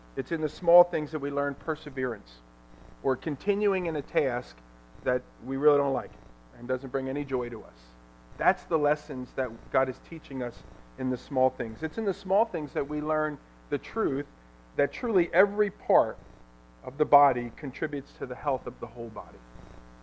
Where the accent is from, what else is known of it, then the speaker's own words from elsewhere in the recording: Ewing Township, New Jersey, United States; also born or lived in Lambertville, New Jersey; I grew up here in Ewing Township